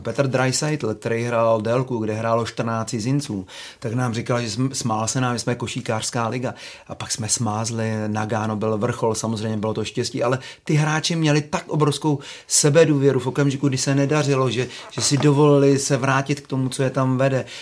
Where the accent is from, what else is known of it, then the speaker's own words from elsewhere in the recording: Czechia; jsem Čech